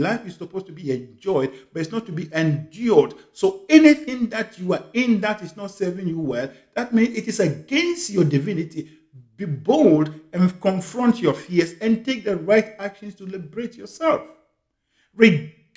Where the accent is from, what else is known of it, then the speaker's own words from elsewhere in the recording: Ghana; moved away as an adult; also born or lived in United Kingdom; now in Canada; I was born in Ghana in a village called Akenium, in one of the remotest parts in Ghana.